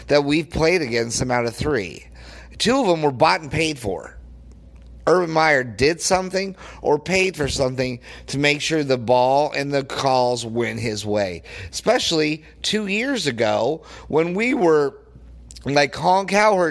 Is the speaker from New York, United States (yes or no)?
no; Denver, Colorado, United States; I grew up in Denver, Colorado